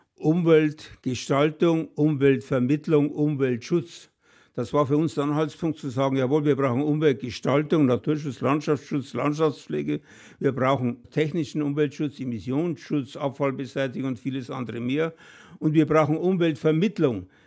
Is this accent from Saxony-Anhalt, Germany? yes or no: no; Bavaria, Germany; bei uns in Bayern